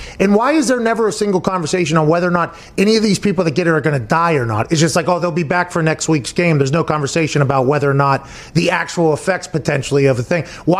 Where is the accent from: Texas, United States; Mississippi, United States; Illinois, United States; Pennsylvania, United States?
Pennsylvania, United States; Pittsburgh; Growing up in Pittsburgh